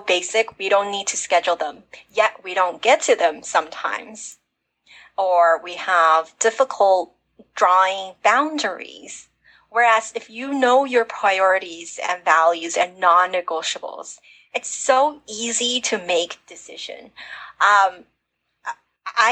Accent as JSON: {"language": "English", "country": "United States", "tie": "born or raised there", "said": "I wasn't born in America. Even though I grew up in America"}